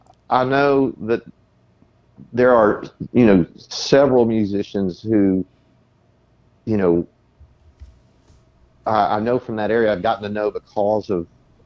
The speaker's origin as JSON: {"language": "English", "town": "Del Rio", "region": "Texas", "country": "United States", "tie": "born or raised there", "moved": "yes", "said": "Pogue Theater in Del Rio. That was my hometown theater."}